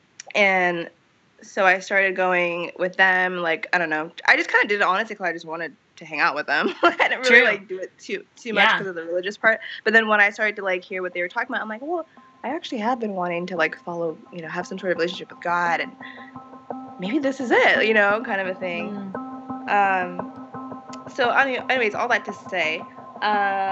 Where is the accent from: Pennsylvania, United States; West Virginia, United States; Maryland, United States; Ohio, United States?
Ohio, United States; Columbus; I was born in Columbus, Ohio